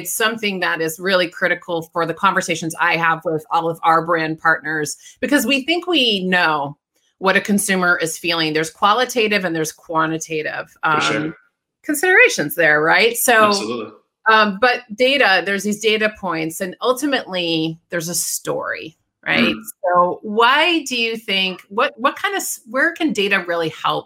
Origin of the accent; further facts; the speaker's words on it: Detroit, Michigan, United States; I grew up in Detroit.